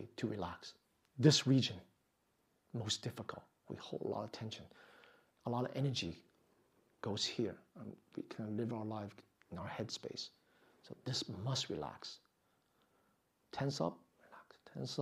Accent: New York, United States; I grew up in New York

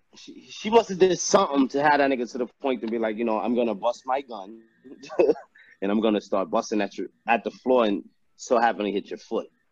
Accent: New York, United States; I'm from New York

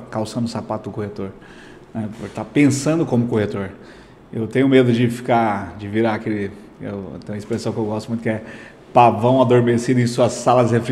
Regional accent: Aruanã, Goiás, Brazil; É, sou aqui do Aruanã, né? Aruanã.

